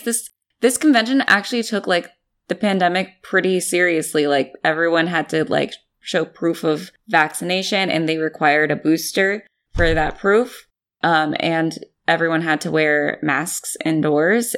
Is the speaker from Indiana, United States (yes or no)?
no; San Jose, California, United States; my hometown of San Jose